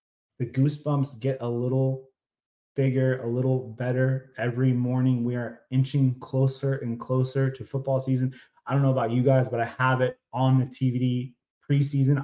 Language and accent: English; North Bay area, California, United States; I'm from the North Bay area